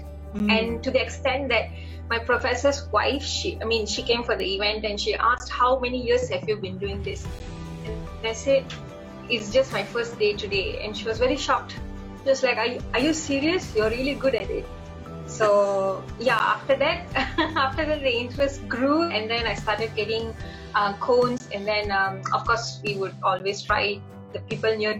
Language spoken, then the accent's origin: English; Ipoh, Perak, Malaysia; moved away as an adult; now in Kuala Lumpur, Malaysia; my hometown is known as Ipoh, and I work in a place known as Kuala Lumpur